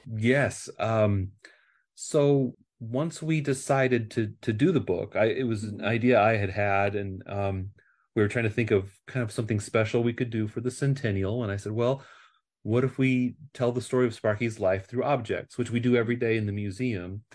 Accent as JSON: {"language": "English", "region": "Nebraska", "country": "United States", "tie": "born or raised there", "moved": "as an adult", "lives_now": "California, United States", "said": "I am from the Midwest. I uh, I grew up in Nebraska"}